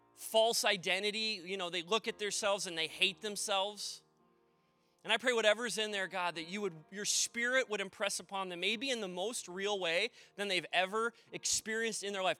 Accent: Maple Plain, Minnesota, United States; also born or lived in Delano, Minnesota; I grew up in Maple Plain, and I've lived now in Delano a while

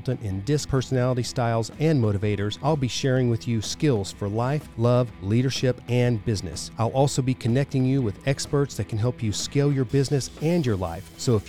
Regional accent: Dallas, Texas, United States; I'm from Dallas.

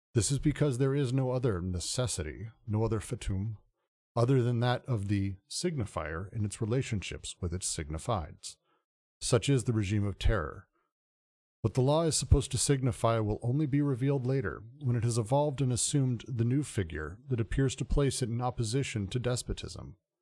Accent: United States; being an American

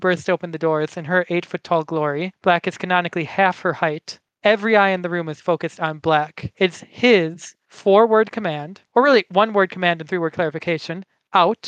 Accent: United States; I come from America

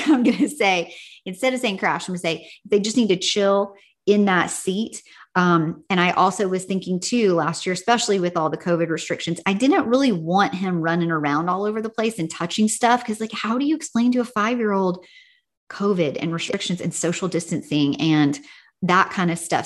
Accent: Tennessee, United States; now in California, United States; When I was growing up in Tennessee, we usually got out of school in May

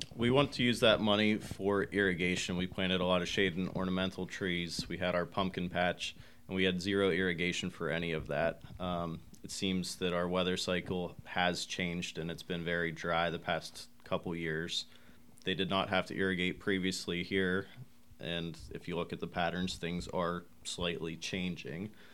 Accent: Somerset County, Pennsylvania, United States; moved away as an adult; also born or lived in Pittsburgh; now in Huntingdon, United States; I grew up in Somerset County

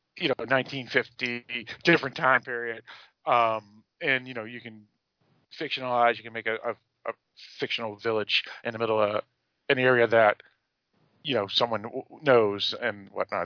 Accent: Massachusetts, United States; I grew up in Massachusetts. I was born in Massachusetts

